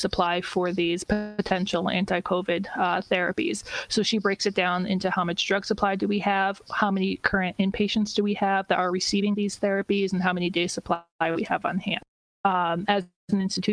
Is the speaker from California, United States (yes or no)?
no; Connecticut, United States; now in Boston, United States; I grew up in Connecticut